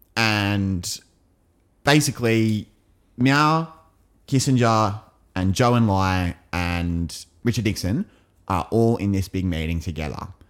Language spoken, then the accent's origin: English; England, United Kingdom; as an Englishman